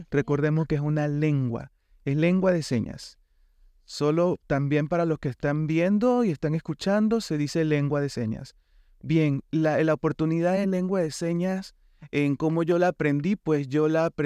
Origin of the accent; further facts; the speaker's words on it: Panama; Nací en Panamá, soy panameño